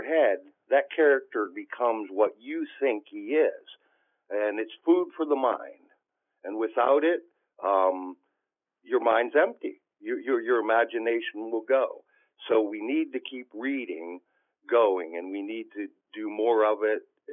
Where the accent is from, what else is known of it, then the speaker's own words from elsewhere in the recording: Clear Creek, Pennsylvania, United States; growing up in Clear Creek, when I was a child